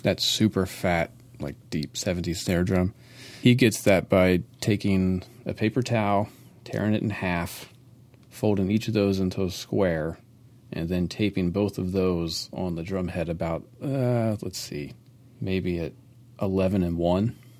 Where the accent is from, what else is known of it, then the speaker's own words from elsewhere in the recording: Maryland, United States; I'm, I'm from Maryland